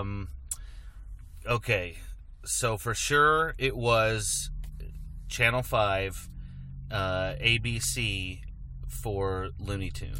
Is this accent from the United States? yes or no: yes; Prairie City, Iowa, United States; I am from Prairie City, Iowa